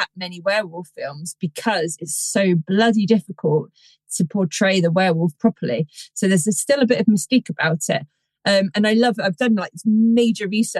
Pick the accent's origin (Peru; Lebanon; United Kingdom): United Kingdom; Somerset, South West England; I grew up in Somerset, which is full of lore and legends and all of it